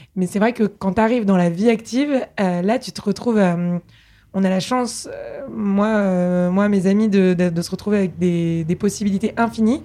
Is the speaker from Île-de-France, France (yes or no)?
yes; Paris, Île-de-France, France; also born or lived in England; moi, je suis née à Paris, j'ai grandi ici